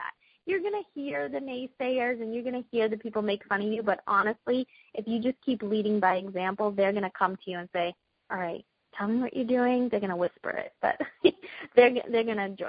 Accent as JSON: {"language": "English", "town": "Boston", "region": "Massachusetts", "country": "United States", "accent": "Boston", "said": "In my Boston accent"}